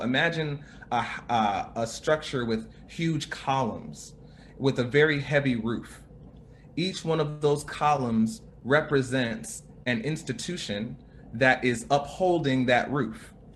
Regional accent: United States; a black man growing up in America

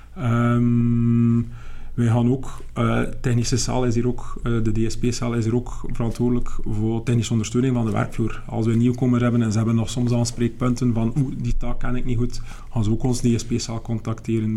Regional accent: West Flanders, Belgium; ik ben niet van Melle zelf. Ik kom uit het verre West-Vlaanderen

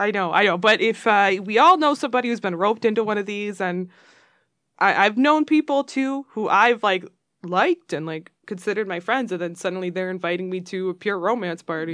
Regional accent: Royal Oak, Michigan, United States; growing up in Royal Oak

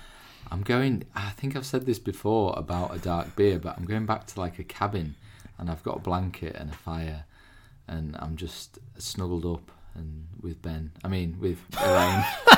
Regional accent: Harrogate, Yorkshire and the Humber, United Kingdom; we're both from Harrogate originally

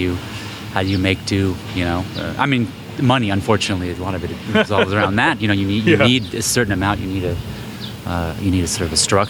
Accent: California, United States; I'm the Bay Area.

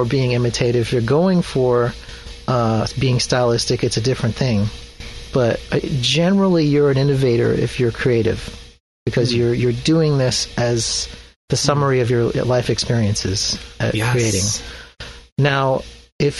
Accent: Mountain Home, Idaho, United States; moved away; I grew up in Idaho

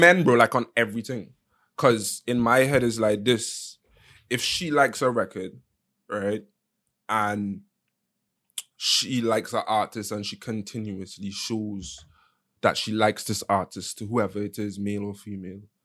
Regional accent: Nigeria; now in Los Angeles, United States

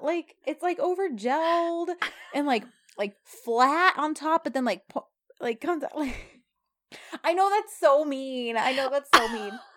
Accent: United States; we Americans know how to uh speak a different language

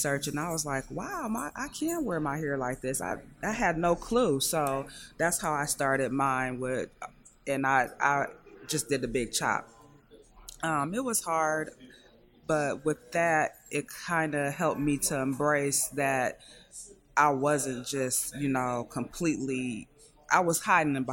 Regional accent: Indiana, United States; moved away as an adult; now in Detroit, United States; I just moved to Detroit. I'm from Indiana

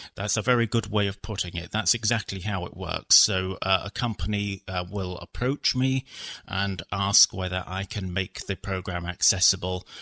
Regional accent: London, United Kingdom; I was born in London in the UK

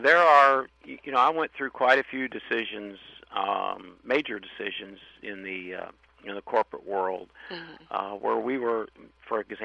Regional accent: Louisville, Kentucky, United States; I was born and raised in Louisville

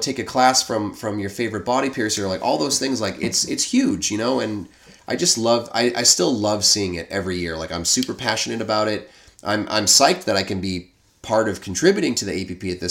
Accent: New England, United States; accent: New England

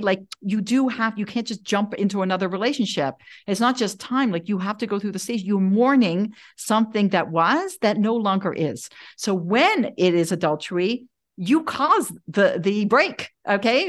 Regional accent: Toronto, Ontario, Canada; moved away; also born or lived in Denver, Colorado; I grew up in Toronto, uh, I went to public school

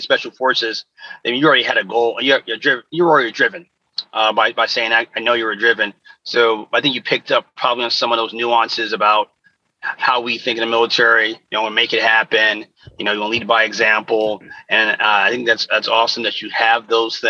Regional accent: New York, United States; I'm from New York, lived in New York

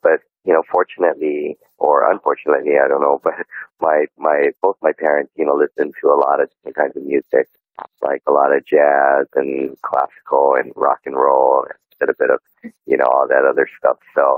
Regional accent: Honolulu, Hawaii, United States; I was born and raised right here in Honolulu, Hawaii. And, growing up, I was I was always surrounded by traditional Hawaiian music

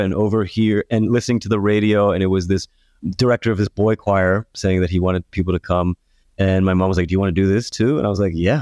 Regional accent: Baltimore, Maryland, United States; now in New York, United States; Born and raised

